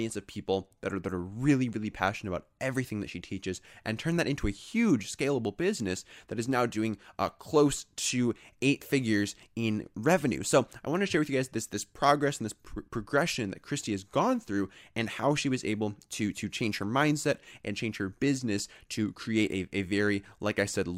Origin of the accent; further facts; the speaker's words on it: Minneapolis, Minnesota, United States; I'm from Minneapolis, so got to represent the 612